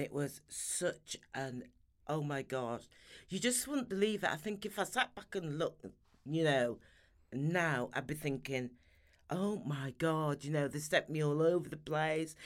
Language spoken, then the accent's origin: English; Sheffield, Yorkshire and the Humber, United Kingdom; moved away as an adult; also born or lived in London; I'm Sheffield born and bred, so I'm a Yorkshire lass